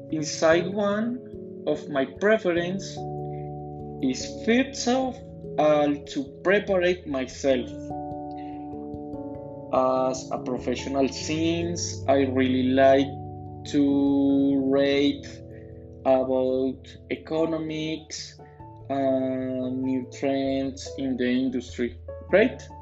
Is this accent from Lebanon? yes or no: no; Funza, Cundinamarca, Colombia; English is a second language; I am 28 years old. I was born in Funza, Cundinamarca on October 24, 1992. I live in a neighborhood called in Mallorca Reserves.